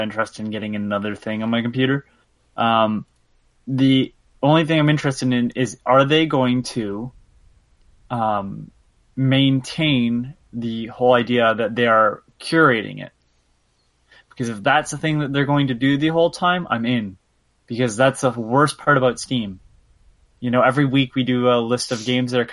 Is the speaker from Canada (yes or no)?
yes; Canada; I'm Canadian